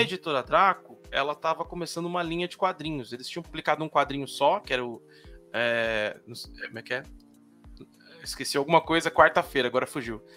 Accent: São Paulo, Brazil; Eu sou da periferia de São Paulo, São Mateus, na Zona Leste

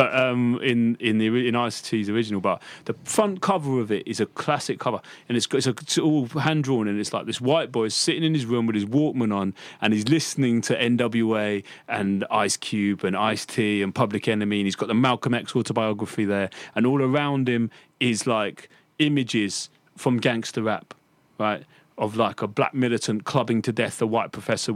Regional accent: Cambridge, East of England, United Kingdom; I grew up in Cambridge, right, which is not sort of home to that much hip hop, right, in the 90s

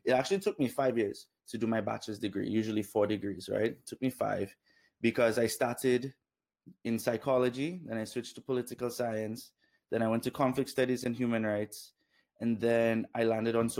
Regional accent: Dominica; moved away; also born or lived in Canada; Grew up in Dominica

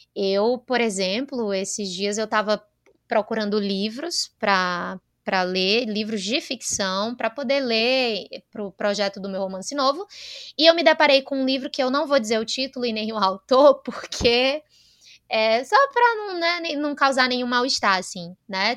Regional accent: Northeast Region, Brazil; eu venho do Nordeste

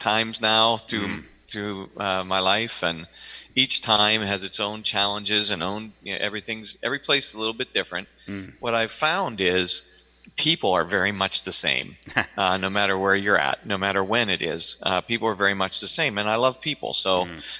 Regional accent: Western Pennsylvania, United States; moved away as an adult; also born or lived in Fort Payne, Alabama / Wyoming; I grew up in Western Pennsylvania

